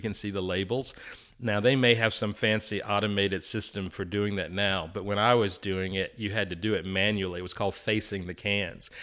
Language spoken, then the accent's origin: English; Chattanooga, Tennessee, United States; born and raised in Alton Park in East Chattanooga.